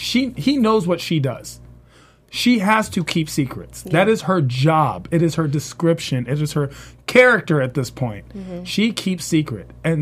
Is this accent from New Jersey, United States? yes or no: no; Washington, District of Columbia, United States; I'm from Washington, D.C.